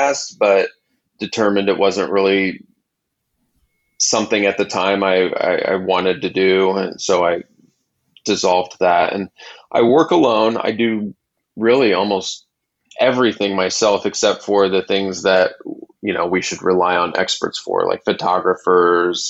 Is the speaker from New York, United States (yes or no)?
no; Kansas City, Missouri, United States; moved away as an adult; also born or lived in Los Angeles, California; now in Kansas City, United States; I was born and raised in Kansas City and moved to Los Angeles in the late 90s